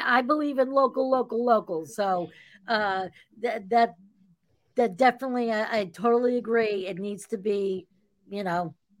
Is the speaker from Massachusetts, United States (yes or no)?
yes; Massachusetts, United States; having been born and raised in Massachusetts